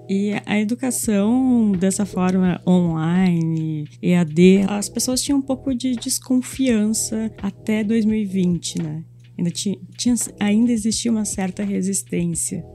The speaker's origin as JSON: {"language": "Portuguese", "region": "north coast of Rio Grande do Sul", "country": "Brazil", "moved": "as an adult", "lives_now": "Porto Alegre, Brazil", "said": "Vim do litoral norte de, do Rio Grande do Sul para Porto Alegre estudar"}